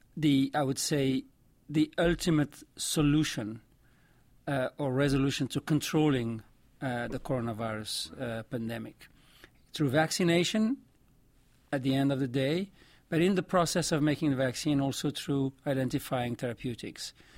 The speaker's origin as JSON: {"language": "English", "country": "Morocco", "tie": "born or raised there", "also_born_or_lived": "Belgium", "accent": "vaguely French", "first_language": "Arabic and French", "second_language": "English", "moved": "as an adult", "lives_now": "United States", "said": "I grew up in Morocco. uh, speaking, uh, Arabic and French. Those are my two mother tongues"}